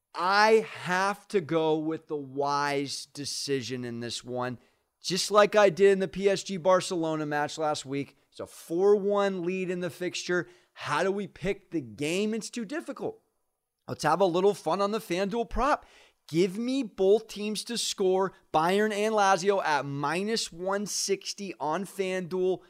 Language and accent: English; San Diego, California, United States; I am from San Diego